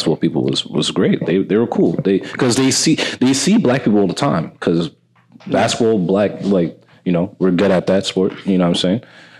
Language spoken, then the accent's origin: English; New York City, New York, United States; They knew I was from New York City.